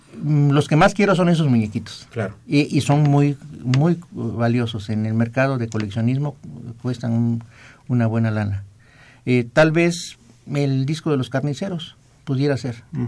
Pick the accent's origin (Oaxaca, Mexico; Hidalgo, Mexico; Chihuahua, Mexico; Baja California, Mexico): Oaxaca, Mexico; Juchitán; moved away; la tierra de mis paisanos